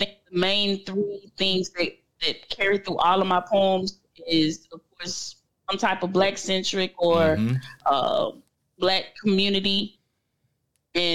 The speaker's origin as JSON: {"language": "English", "town": "Moss Point", "region": "Mississippi", "country": "United States", "tie": "born or raised there", "said": "born and raised Moss Point, Mississippi. That's where I live now."}